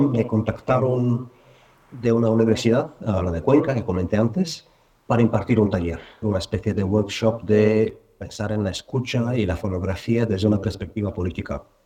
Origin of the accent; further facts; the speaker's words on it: Bulgaria; now in Madrid, Spain; vivo en Madrid, aunque no nací en Madrid, nací en Bulgaria